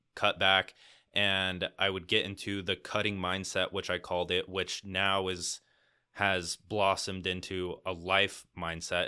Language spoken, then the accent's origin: English; Arizona, United States; I've just been in Arizona my entire life